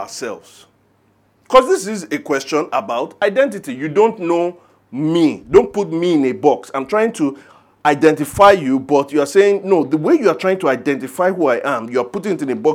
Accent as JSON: {"language": "English", "town": "Ijebu Ode", "region": "Ogun State", "country": "Nigeria", "said": "As a son of the soil. I'm from Ijebu Ode. I'm an Ijebu, a proud Ijebu man. I live on Ijebu land."}